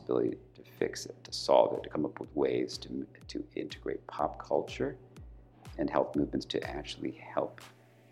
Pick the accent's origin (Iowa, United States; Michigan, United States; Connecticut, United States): Michigan, United States; Kalamazoo; I was born and raised in Kalamazoo, Michigan